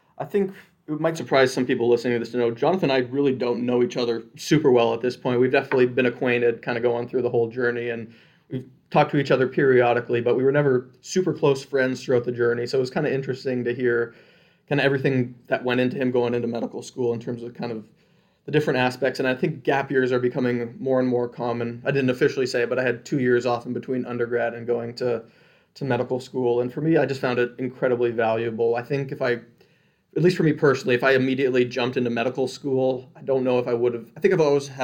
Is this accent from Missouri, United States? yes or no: no; Michigan, United States; also born or lived in Canada; I was born in Canada, so if I drop a couple A's during this podcast, that is the reason why. And then at the ripe old age of 6 weeks old, I decided Canada was not for me. So I moved over to Michigan.